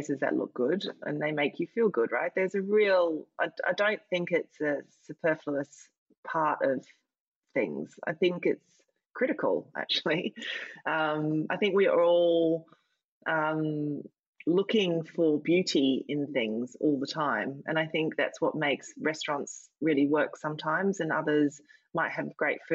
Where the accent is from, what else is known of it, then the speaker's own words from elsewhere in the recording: Australia; now in London, United Kingdom; I'm Australian